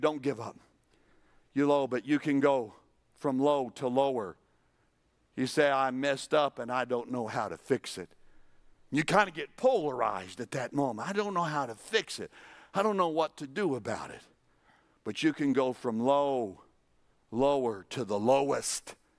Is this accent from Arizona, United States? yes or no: no; New Mexico, United States; I'm from New Mexico